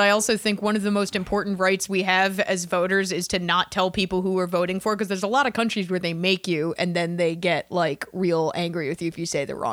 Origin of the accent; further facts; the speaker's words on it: Philadelphia, Pennsylvania, United States; I'm from Philly.